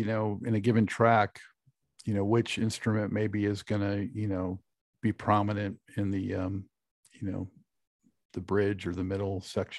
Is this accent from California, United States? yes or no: yes; Los Angeles, California, United States; moved away as an adult; now in Charlotte, United States; I grew up in Los Angeles, so I got to go to tons of shows for so many years, and I got very spoiled. But since I've been out here in Charlotte since 06